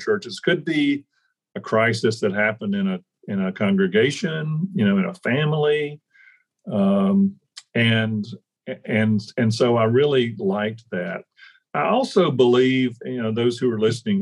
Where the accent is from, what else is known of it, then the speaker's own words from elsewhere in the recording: Deep South, United States; I grew up in the Deep South